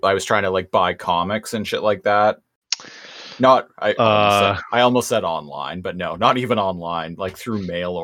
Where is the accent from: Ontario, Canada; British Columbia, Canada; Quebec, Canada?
British Columbia, Canada; Nanaimo; Nanaimo is my hometown